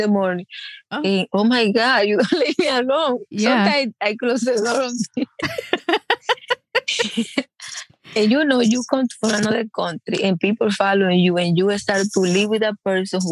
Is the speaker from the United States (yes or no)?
no; Dominican Republic; English is a second language; moved away; Dominican girl